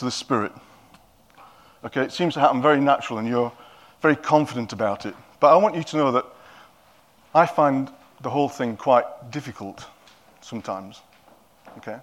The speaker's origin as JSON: {"language": "English", "region": "Yorkshire and the Humber", "country": "United Kingdom", "moved": "yes", "lives_now": "Cockermouth, United Kingdom", "said": "Because I'm a Yorkshireman, they probably don't understand my accent."}